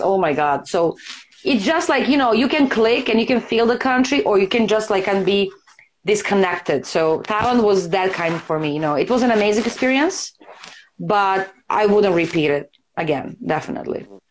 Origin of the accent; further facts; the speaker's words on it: Serbia; I'm from Serbia